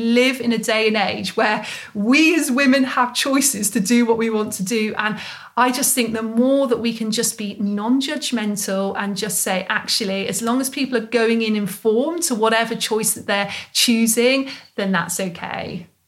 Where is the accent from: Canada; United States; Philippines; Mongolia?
Mongolia; English is a second language; So I'm from Mongolia. I'm studying face yoga teacher training right now.